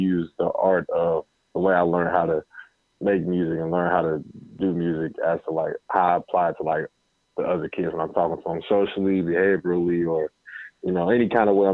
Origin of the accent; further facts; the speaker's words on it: Cincinnati, Ohio, United States; growing up in Cincinnati